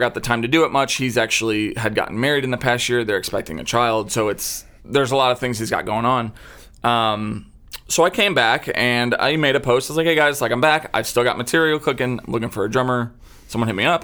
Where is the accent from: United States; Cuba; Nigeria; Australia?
United States; St. Louis, Missouri; born or raised there; moved away as an adult; also born or lived in Austin, Texas